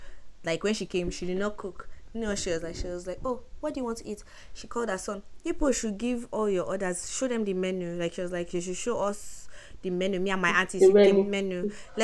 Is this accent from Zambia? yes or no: no; Nigeria; moved away; We love the country. We're proudly Nigerian.